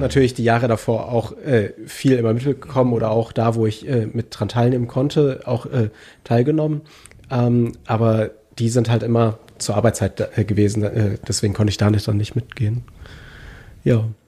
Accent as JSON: {"language": "German", "country": "Germany", "said": "wir als Deutsche"}